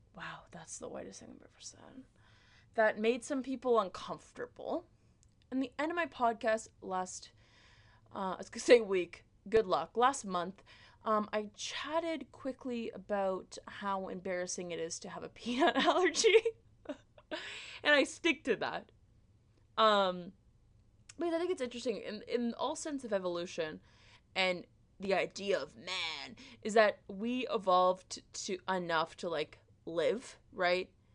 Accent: Canada; I, as a Canadian

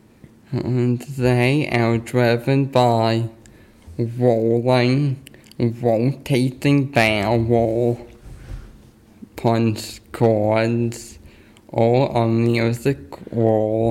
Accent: St. Louis, Missouri, United States; I'm from St. Louis.

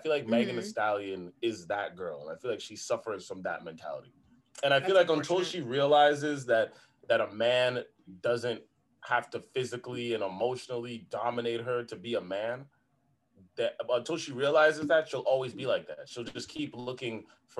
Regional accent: Toronto, Ontario, Canada; We've seen that growing up in Toronto

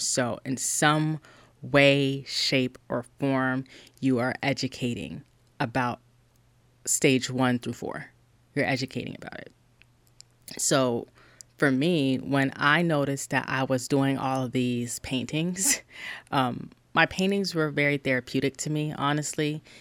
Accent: South Carolina, United States; I'm from South Carolina, you guys. I'm a Black woman in South Carolina

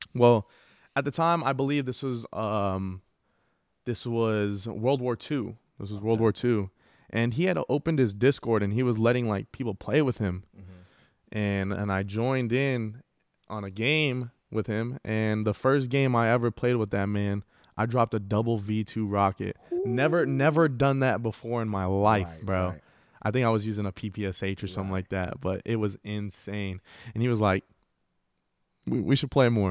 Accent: El Paso, Texas, United States; I grew up in the northeast of El Paso

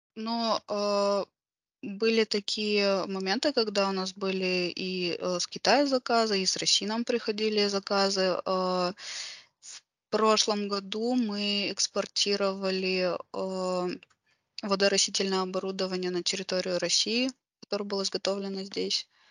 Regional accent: Karaganda, Karaganda Region, Kazakhstan; я родом из Караганды. А, вот, э, да, я родилась здесь и, в принципе, нигде больше не жила длительное время

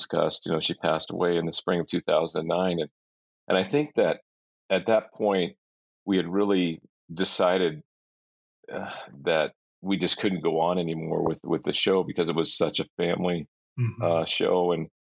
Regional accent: Bay Area of California, United States; I grew up actually in the Bay Area of California

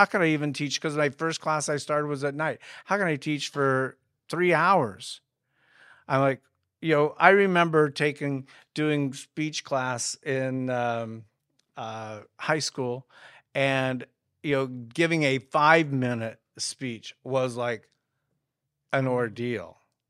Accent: Midwest, United States; I'm one of six children that was born and raised in the Midwest. We lived on a 160-acre farm and did chores.

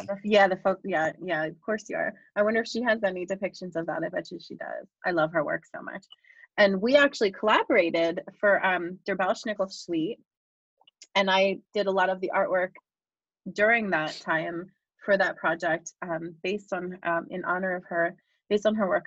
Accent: Bucks County, Pennsylvania, United States; I grew up in Berks County, so I mean Bucks County

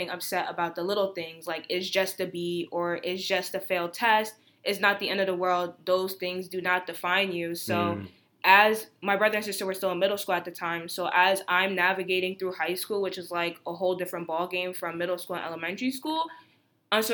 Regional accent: United States; born or raised there

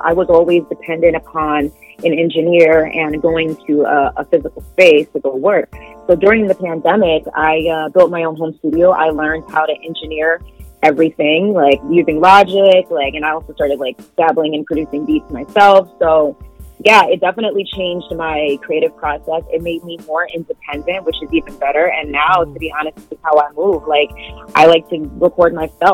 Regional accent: New York City, New York, United States; now in Montreal, Canada; as a New Yorker

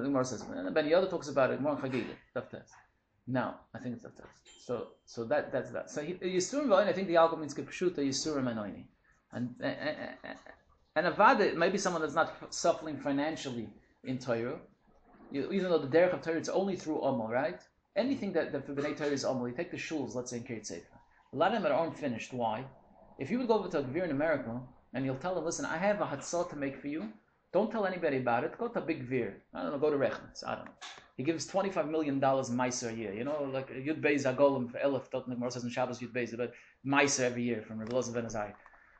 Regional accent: Toronto, Ontario, Canada; from Toronto.

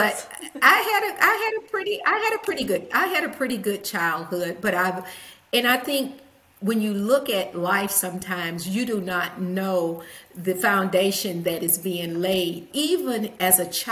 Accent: Huntsville, Alabama, United States; also born or lived in Nashville, Tennessee; By the age of 9, my parents divorced, and we moved to Huntsville, Alabama, which put my mom closer to her family.

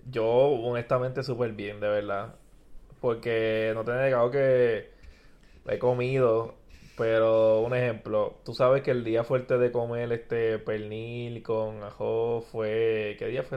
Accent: Puerto Rico

